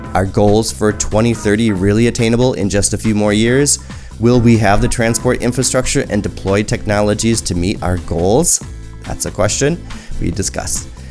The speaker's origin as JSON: {"language": "English", "country": "United States", "moved": "as an adult", "said": "you're American and I'm American."}